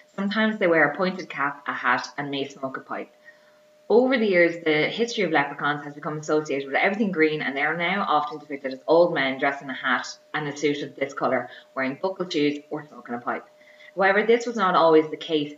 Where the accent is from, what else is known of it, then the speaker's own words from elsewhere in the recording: Ireland; accent: Irish; my accent is Irish